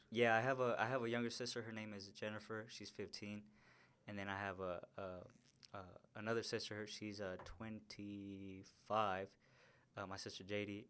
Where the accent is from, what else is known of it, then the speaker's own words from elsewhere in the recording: Denver, Colorado, United States; And that's pretty much where I grew up, man. I went to school there, met all my friends there, and, um, grew up in South